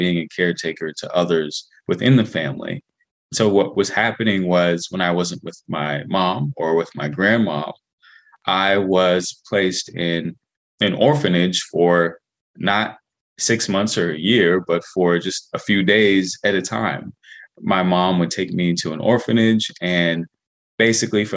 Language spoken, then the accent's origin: English; Washington, District of Columbia, United States; I was born in 1989 in Washington, D.C., born in Washington Adventist Hospital.